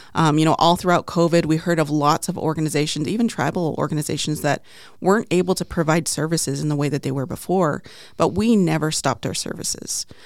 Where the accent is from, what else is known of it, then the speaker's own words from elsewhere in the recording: Navajo Nation, United States; also born or lived in Crownpoint, New Mexico / Arizona; now in Phoenix, United States; I'm Plain Navajo